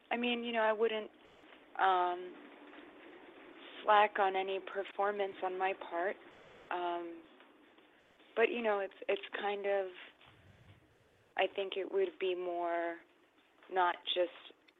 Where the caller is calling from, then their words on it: New York, United States; New York.